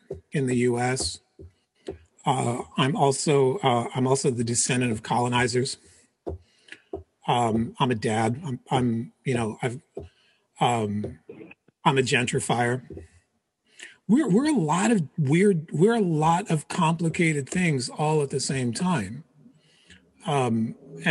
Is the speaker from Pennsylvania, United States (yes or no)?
yes; Philadelphia, Pennsylvania, United States; also born or lived in Portugal; My parents moved to the U.S. when I was three. They moved to Philadelphia